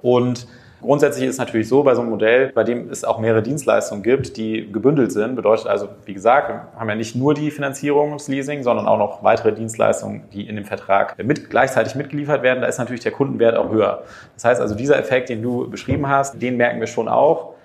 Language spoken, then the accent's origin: German; Germany; als Deutscher wächst ja auf